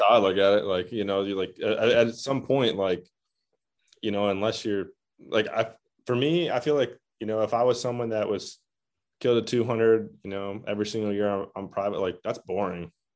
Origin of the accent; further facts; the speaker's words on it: Michigan, United States; I'm also from Michigan.